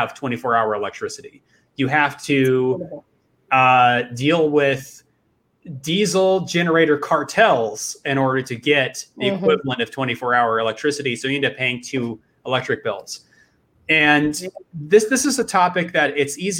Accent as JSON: {"language": "English", "region": "Indiana", "country": "United States", "tie": "born or raised there", "moved": "yes", "lives_now": "Austin, United States", "said": "I grew up in the Midwest, where there is no real film industry to speak of, in Indiana"}